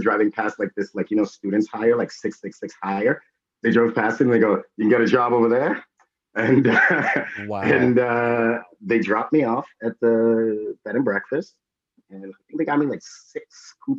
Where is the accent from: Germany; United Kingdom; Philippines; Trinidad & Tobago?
Trinidad & Tobago; I was born in Trinidad